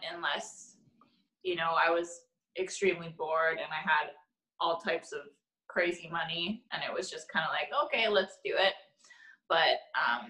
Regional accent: Vancouver, British Columbia, Canada; also born or lived in Toronto; born and raised here in Vancouver.

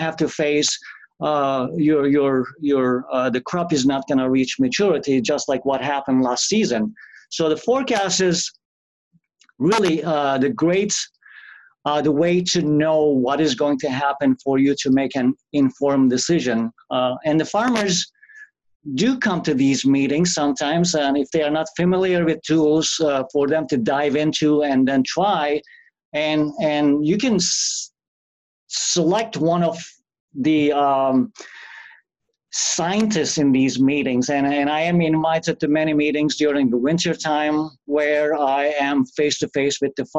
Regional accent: Turkey; English is a second language; moved away as an adult; also born or lived in Missouri; now in North Dakota, United States; being born in another country, I was born in Turkey.

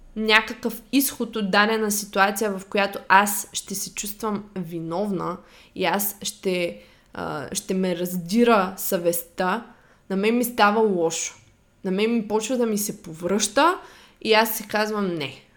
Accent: Shumen, Shumen Province, Bulgaria; moved away; аз съм от Шумен и в Шумен, малкия град, когато ти си тинейджър и израстваш

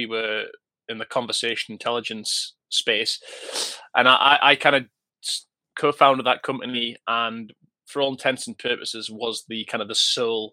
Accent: Newcastle upon Tyne, North East England, United Kingdom; I'm a northern boy, born and bred, and that's the real north

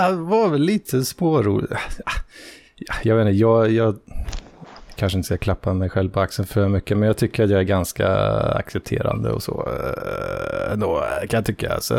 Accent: Skåne, Sweden; sa du det bara för att jag är från Skåne liksom?

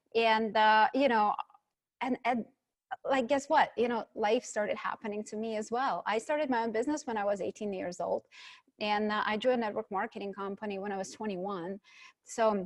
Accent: Ukraine; moved away; I was born in Ukraine, and at that time it was a Soviet Union, so a communist country

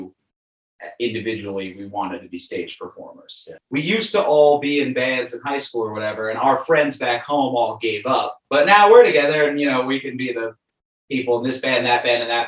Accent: New York City, New York, United States; I'm from Brooklyn

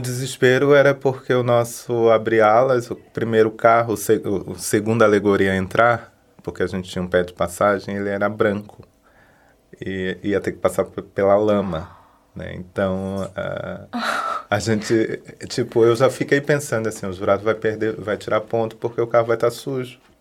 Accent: Nilópolis, Rio de Janeiro, Brazil; moved away as an adult; now in Florianópolis, Brazil; Sou de Nilópolis, no Rio de Janeiro, mas estou aqui na cidade já desde 2003, residindo

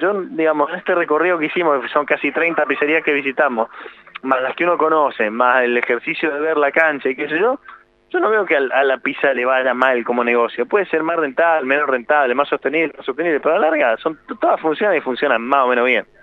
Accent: Mendoza, Argentina; moved away as an adult; also born or lived in La Plata; now in Buenos Aires, Argentina; soy de Mendoza. Cuando me vine a ir a, La Plata primero y luego a Buenos Aires

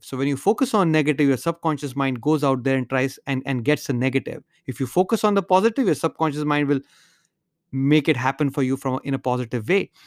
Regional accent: India; moved away as an adult; now in United States; when I was growing up in India

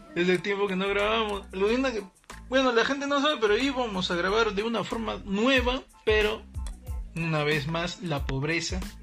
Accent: Peru; así somos los peruanos

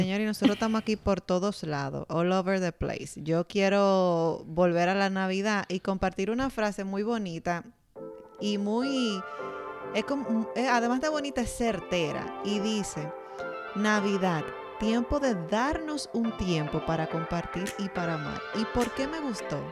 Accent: San Francisco de Macorís, Duarte, Dominican Republic; Cuando yo tenía como 15 años, yo pasé en mi pueblo, San Francisco de Macorís

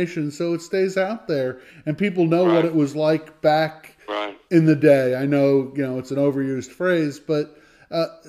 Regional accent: Ho-Ho-Kus, New Jersey, United States; I grew up in North Jersey. I grew up in a little town called Hohokus

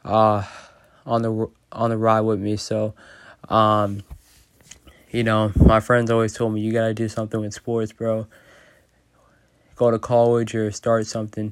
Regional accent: Boston, Massachusetts, United States; I'm from Massachusetts, Boston. I think when you're just from Boston, you just care about sports a lot. So I think me growing up in Boston

